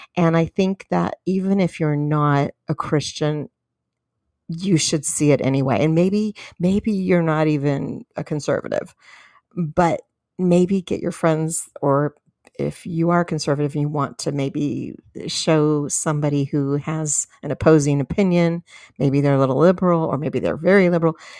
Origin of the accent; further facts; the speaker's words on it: San Diego, California, United States; moved away as an adult; now in Fort Worth, United States; in California, in my hometown, San Diego